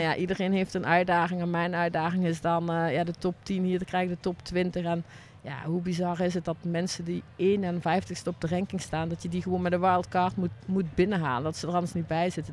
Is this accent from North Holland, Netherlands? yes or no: no; Ottersum, Limburg, Netherlands; Uit Ottersum, het is, wat is het, Noord-Limburg